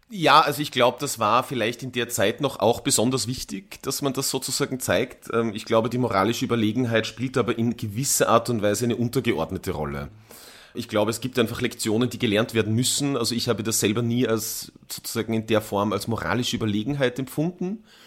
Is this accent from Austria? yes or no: yes; Tyrol, Austria; ich bin als Jugendlicher in Tirol aufgewachsen